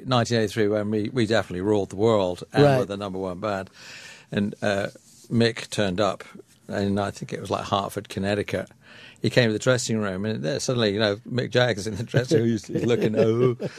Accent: England, United Kingdom; I'm an English bloke

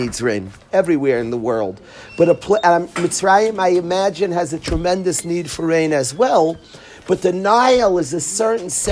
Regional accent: United States; I come from America

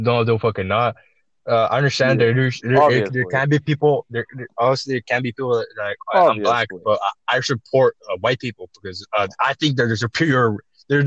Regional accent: United States; I'm Chicano. I'm American born, but raised by Mexicans.

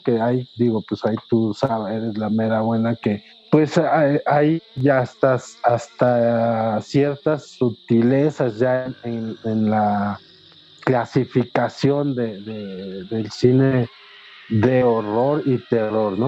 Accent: Mexico

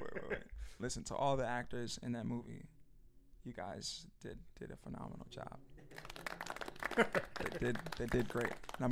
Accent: New York City, New York, United States; growing up in New York

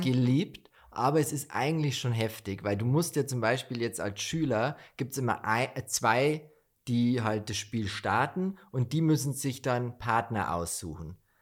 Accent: Bavaria, Germany; bei uns in Bayern

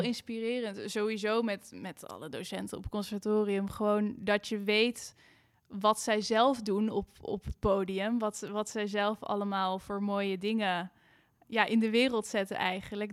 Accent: Amersfoort, Utrecht, Netherlands; also born or lived in Amsterdam; ik kom uit Amersfoort. Daar ben ik op de muziekschool begonnen.

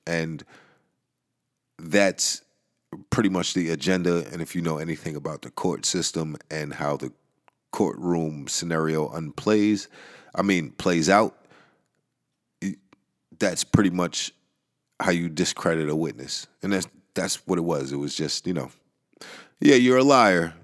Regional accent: New York, United States; I am from New York

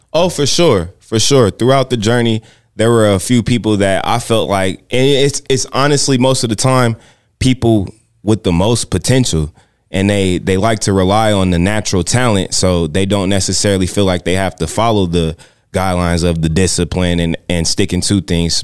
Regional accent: San Bernardino, California, United States; now in Las Vegas, United States; I'm from, I'm from San Bernardino, California.

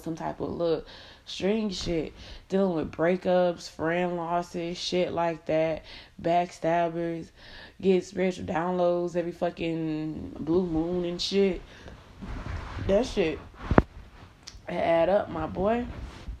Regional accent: Miami, Florida, United States; moved away as an adult; now in Indiana, United States; I'm from Miami. I'm moving to Indiana

